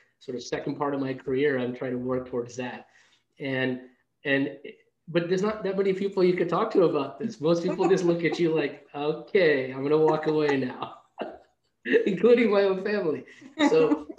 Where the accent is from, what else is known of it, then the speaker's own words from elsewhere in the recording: New York City, New York, United States; also born or lived in India; I grew up in New York City